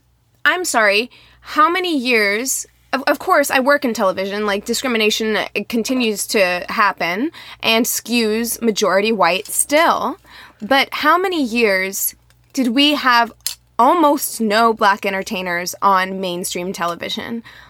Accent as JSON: {"language": "English", "town": "Las Vegas", "region": "Nevada", "country": "United States", "moved": "yes", "lives_now": "Missouri, United States", "said": "Whenever I moved to Missouri, my friend Sienna was like, \"Whoa,\" she couldn't understand me because I came from Las Vegas, and in Missouri, everyone talks much slower."}